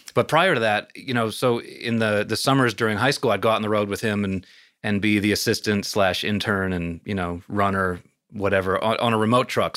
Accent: suburban New York, United States; I was born in New York City, grew up in suburban New York

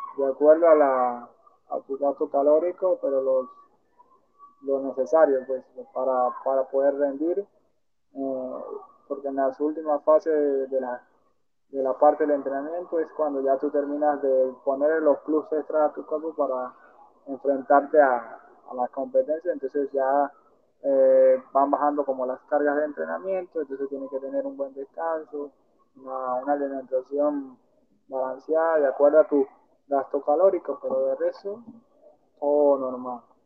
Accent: Venezuela; moved away; also born or lived in Colombia; yo soy nacido en Venezuela, pero con nacionalidad, nacionalidad

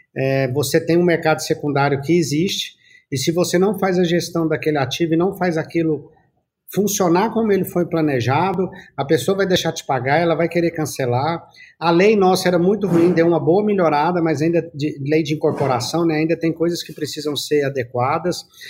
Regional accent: Goiás, Brazil; nós já somos de Goiás.

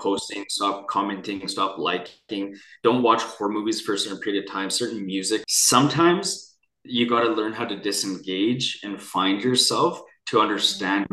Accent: Vancouver, British Columbia, Canada; I grew up near Chinatown in downtown in Vancouver, British Columbia

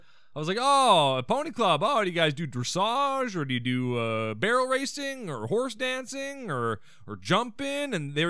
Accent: Canada; We're not Haitian. We're Canadian.

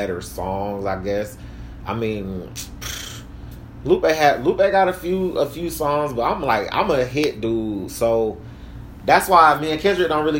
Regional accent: Atlanta, Georgia, United States; they're both from Atlanta and I'm from Atlanta

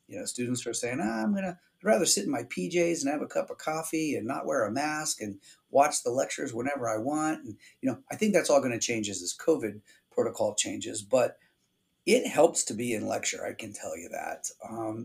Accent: Pennsylvania, United States; now in Arizona, United States; I grew up in Pennsylvania, we had great snow in the winter to make snowmen

